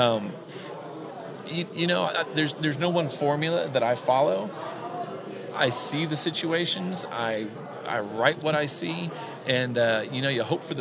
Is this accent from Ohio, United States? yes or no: no; Richmond, Texas, United States; I'm from Richmond, Texas, small town in Southwest Houston